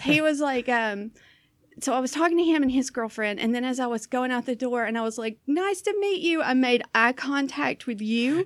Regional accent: Southern US, United States; accent: Southern; also born or lived in Florida; now in Portland, United States; I have this, uh, Southern accent

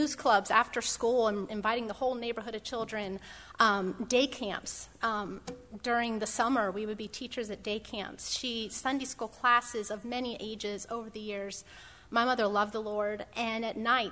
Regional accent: Pennsylvania, United States; moved away as an adult; I was born in Pennsylvania. I grew up in Pennsylvania

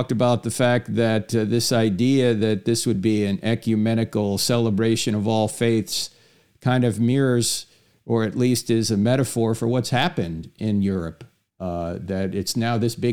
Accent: New Jersey, United States; moved away; I'm originally from New Jersey

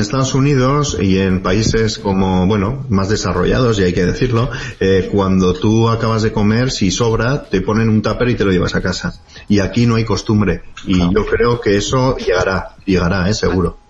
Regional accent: Pamplona, Navarre, Spain; no soy de Bilbao, soy Pamplona

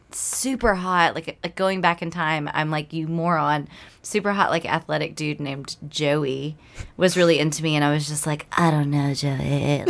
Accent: Houston, Texas, United States; And I grew up in Houston, Texas.

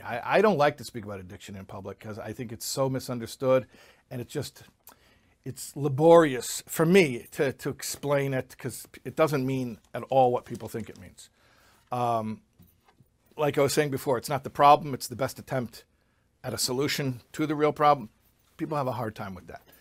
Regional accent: Chicago, Illinois, United States; I grew up in Chicago

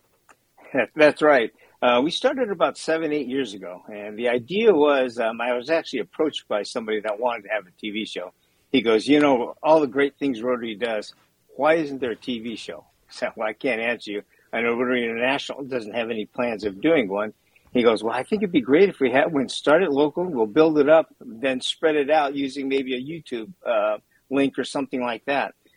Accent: Santa Barbara, California, United States; born and raised in Santa Barbara, a third generation Japanese American

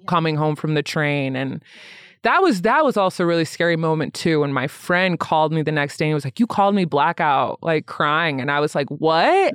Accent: Lansing, Michigan, United States; also born or lived in Grand Rapids, Michigan; now in Denver, United States; I grew up in Lansing, Michigan. I was born in Grand Rapids

